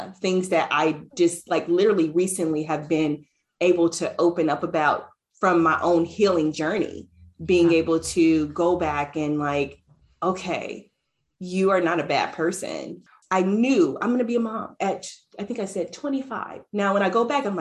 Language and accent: English; Ohio, United States; moved away as an adult; leaving my hometown in Ohio, where I had this huge family, this huge support